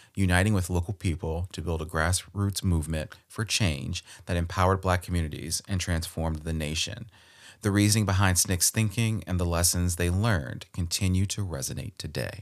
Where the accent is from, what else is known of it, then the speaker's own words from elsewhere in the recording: Baltimore, Maryland, United States; Born and raised in Baltimore, Maryland, my home